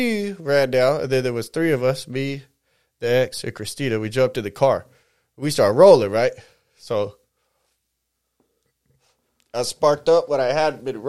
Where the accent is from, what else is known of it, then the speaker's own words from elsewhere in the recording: San Bernardino, California, United States; we're right here from the San Bernardino. Mostly grew up over in this way